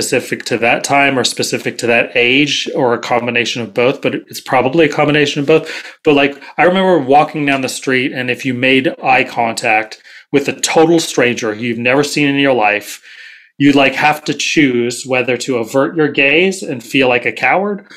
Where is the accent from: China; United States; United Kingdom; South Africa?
United States; Berkeley, California; I grew up in Berkeley, and I'm Gen X